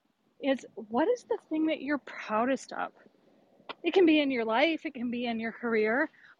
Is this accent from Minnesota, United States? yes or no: yes; Minnesota, United States; I am from Minnesota, and I'm an attorney and compliance and ethics professional.